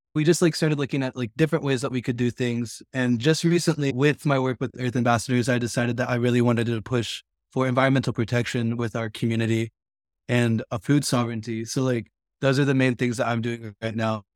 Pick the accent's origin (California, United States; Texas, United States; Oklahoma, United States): Oklahoma, United States; Stilwell; I grew up on the Cherokee Reservation, more specifically Stillwell, Oklahoma, which is in northeast Oklahoma.